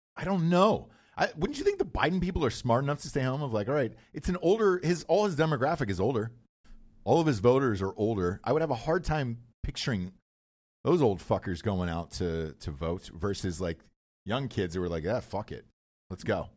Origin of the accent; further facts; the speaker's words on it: Atlanta, Georgia, United States; I'm from Atlanta